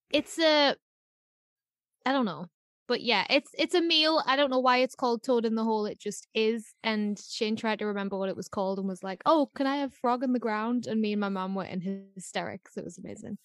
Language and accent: English; United Kingdom